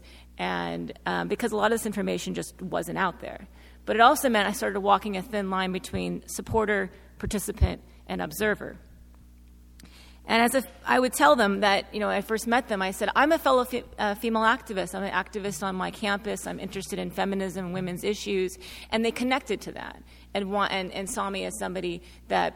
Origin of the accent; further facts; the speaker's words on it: United States; a white feminist researcher from the U.S. doing research in Mexico